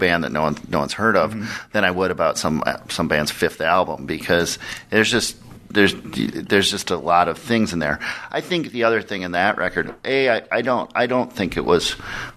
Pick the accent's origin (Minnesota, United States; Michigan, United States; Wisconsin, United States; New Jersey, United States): Minnesota, United States; Minneapolis; I grew up in Minneapolis